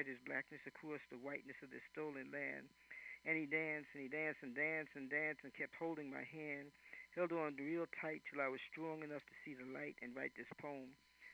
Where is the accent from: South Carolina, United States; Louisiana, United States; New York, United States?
New York, United States; New York City; also born or lived in Philadelphia; now in California, United States; I'm from New York City